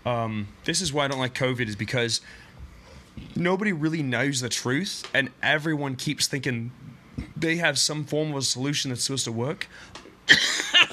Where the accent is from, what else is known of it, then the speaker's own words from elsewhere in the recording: Los Angeles, California, United States; I was born and raised in Los Angeles, California